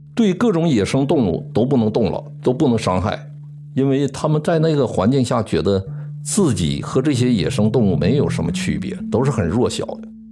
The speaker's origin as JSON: {"language": "Chinese", "town": "Wuchang", "region": "Heilongjiang", "country": "China", "tie": "born or raised there", "moved": "as an adult", "said": "一九六一年出生，然后在黑龙江省武昌县，商河屯林业局第一个小林厂长大。松花江有一条主要的支流叫拉林河，拉林河的源头在我的家乡"}